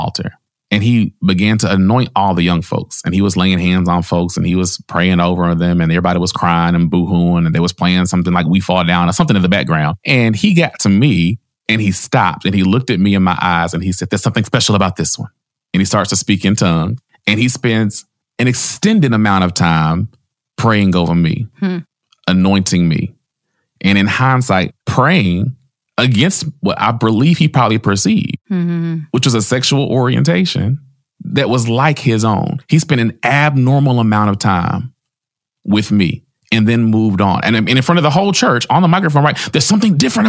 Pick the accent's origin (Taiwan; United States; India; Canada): United States; Nashville, Tennessee; I was born and raised in Nashville, Tennessee.